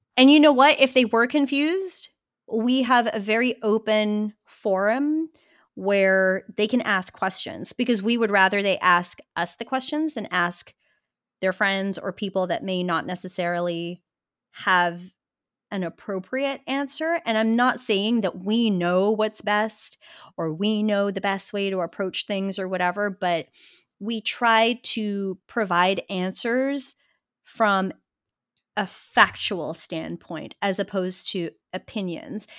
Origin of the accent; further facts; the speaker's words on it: Western Australia, Australia; moved away as an adult; now in United States; I grew up in Western Australia